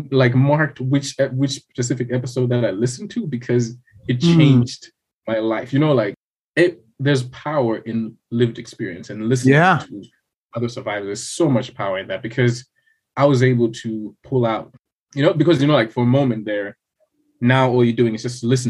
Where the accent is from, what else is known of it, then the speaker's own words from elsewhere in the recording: Blantyre, Southern Region, Malawi; also born or lived in Lilongwe, Malawi; I was originally from Blantyre, so I moved to the capital, worked there for about 3 years, and then now I moved back here